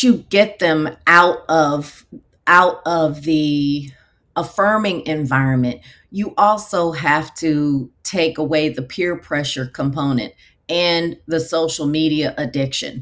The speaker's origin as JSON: {"language": "English", "town": "Houston", "region": "Texas", "country": "United States", "tie": "born or raised there", "also_born_or_lived": "Nevada", "moved": "as an adult", "said": "we moved back to my hometown of Houston, Texas"}